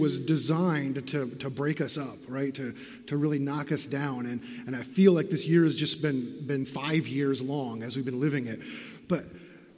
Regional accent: Benton, Pennsylvania, United States; growing up in Benton, Pennsylvania, I had not been to the Atlantic Ocean.

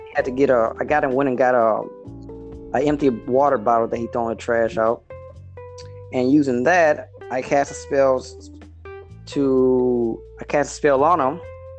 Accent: Baton Rouge, Louisiana, United States; I was born in Baton Rouge, Louisiana

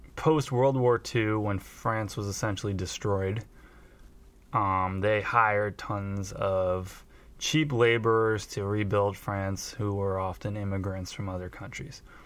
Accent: United States; as American

